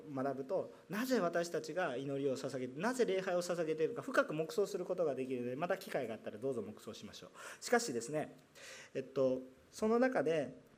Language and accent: Japanese; Kansai, Japan; also born or lived in Kanto; now in Yokohama, Japan; 関西の出身